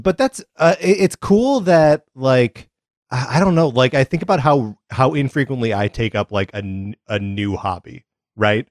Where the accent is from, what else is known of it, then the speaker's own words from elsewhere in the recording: Kenosha, Wisconsin, United States; I grew up in Kenosha, Wisconsin